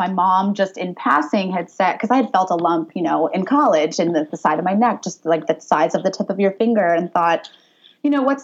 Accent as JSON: {"language": "English", "area": "Orange County", "region": "California", "country": "United States", "tie": "born or raised there", "also_born_or_lived": "Pennsylvania", "said": "I grew up in Orange County, got a softball scholarship to play at Penn State, so moved all the way across the country"}